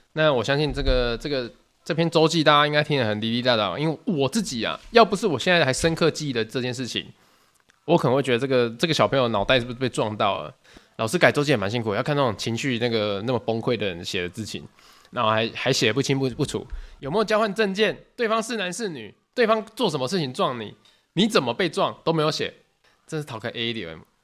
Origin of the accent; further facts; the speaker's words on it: Tainan, Taiwan; 我是台南人